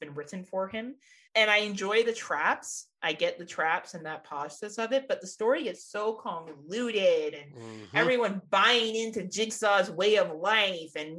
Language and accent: English; Canada; I'm Canadian